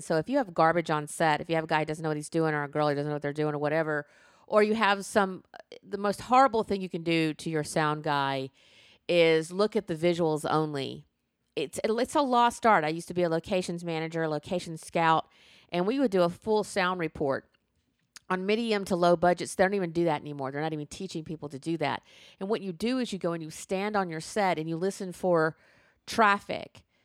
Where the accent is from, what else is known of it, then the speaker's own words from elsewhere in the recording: the South, United States; I was born in the South.